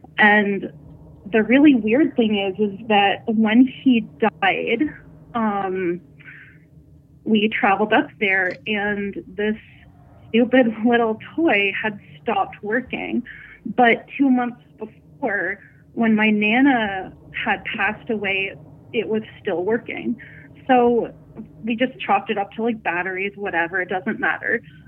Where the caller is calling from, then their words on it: Northern Ontario, Canada; I'm calling from Northern Ontario.